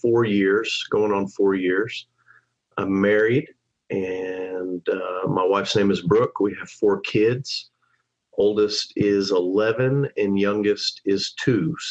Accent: Amarillo, Texas, United States; moved away as an adult; also born or lived in Louisville, Kentucky; I grew up in Amarillo, Texas

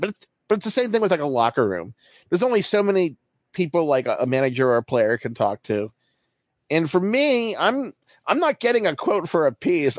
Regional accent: Baltimore, Maryland, United States; I'm from Baltimore, so I grew up an Orioles fan

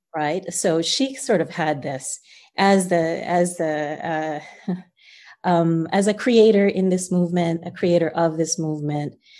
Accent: New Jersey, United States; also born or lived in Guyana; New Jersey, came here when I was six, and, um, grew up, uh, surrounded by aunts and uncles and cousins

